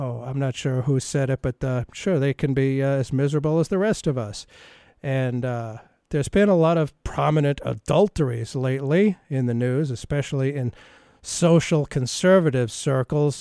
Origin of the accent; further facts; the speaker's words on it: United States; as a boy growing up in America